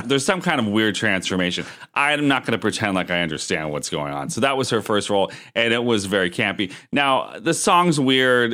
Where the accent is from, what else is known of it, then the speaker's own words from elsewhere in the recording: Erie, Pennsylvania, United States; my hometown of Erie